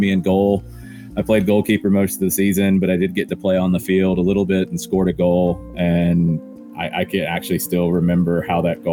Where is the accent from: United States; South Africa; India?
United States; Atlanta, Georgia; I was born and raised in Atlanta